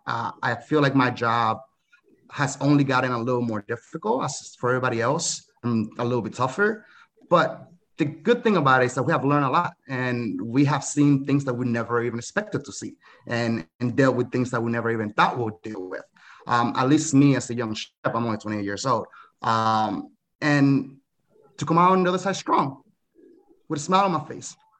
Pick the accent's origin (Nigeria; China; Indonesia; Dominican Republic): Dominican Republic; now in United States; I'm from the Dominican Republic